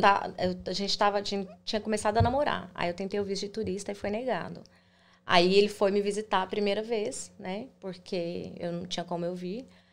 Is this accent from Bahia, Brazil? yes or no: no; Goiânia, Goiás, Brazil; moved away as an adult; now in United States; Eu sou de Goiânia, Goiás